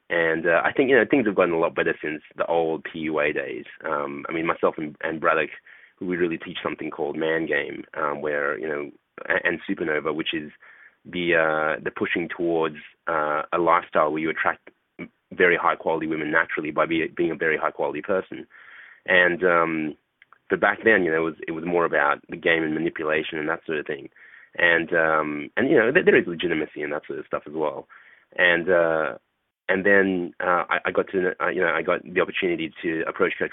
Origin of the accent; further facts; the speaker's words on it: Australia; I grew up in uh, in Australia, and um, I'm a I'm a short Asian guy for for those people who don't who don't know me. Um, and uh, growing up in Australia amongst a bunch of alpha males